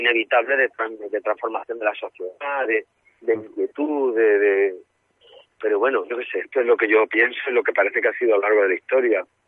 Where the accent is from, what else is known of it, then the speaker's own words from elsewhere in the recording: Málaga, Andalusia, Spain; moved away; mi tierra